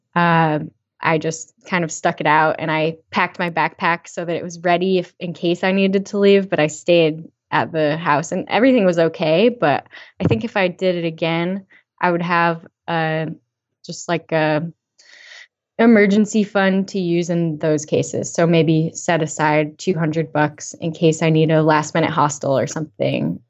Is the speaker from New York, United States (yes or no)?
no; Western Massachusetts, United States; I lived in Western Mass, you know, my whole growing up life.